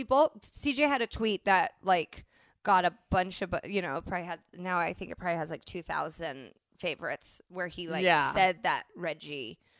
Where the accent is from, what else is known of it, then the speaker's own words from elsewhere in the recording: Indianapolis, Indiana, United States; moved away; so now I've called myself a hoe with the incorrect spelling in my hometown newspaper.